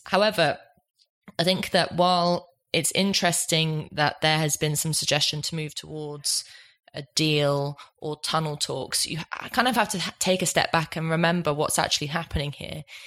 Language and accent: English; Ireland; I'm Irish